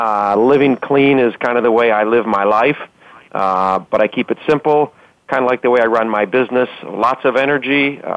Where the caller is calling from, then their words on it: Los Angeles, California, United States; I am calling from Los Angeles.